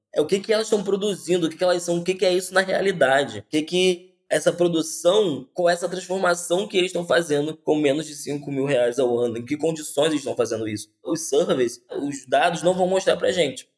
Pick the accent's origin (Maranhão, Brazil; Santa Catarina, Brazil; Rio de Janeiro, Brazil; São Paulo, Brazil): Rio de Janeiro, Brazil; Sou nascido e criado em Campo Grande, zona oeste do Rio, que é uma periferia daqui